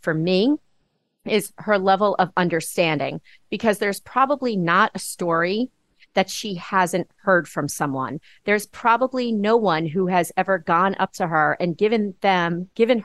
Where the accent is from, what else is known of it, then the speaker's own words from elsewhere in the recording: Long Island, New York, United States; moved away; also born or lived in Massachusetts; I grew up on Long Island.